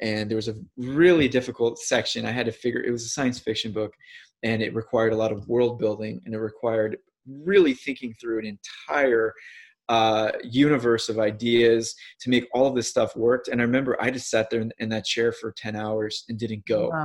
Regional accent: St. Louis, Missouri, United States; moved away as an adult; I'm from St. Louis, Missouri

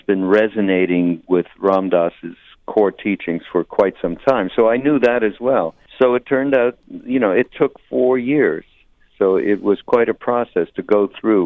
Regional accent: Montreal, Quebec, Canada; I'm from Montreal, Quebec, Canada

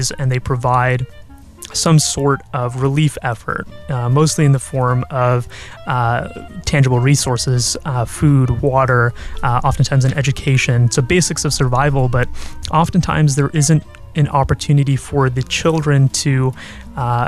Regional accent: Bay Area, California, United States; moved away as an adult; also born or lived in Virginia; now in Irvine, United States; I'm originally from the Bay Area, and I went to college in Virginia

